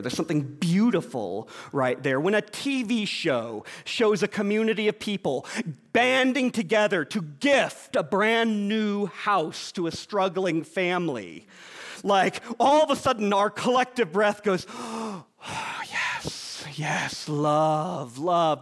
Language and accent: English; Georgia, United States; moved away; I grew up in Georgia